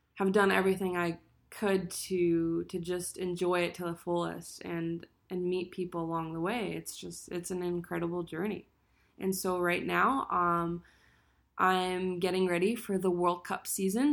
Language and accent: English; Allentown, Pennsylvania, United States; I'm from Allentown, Pennsylvania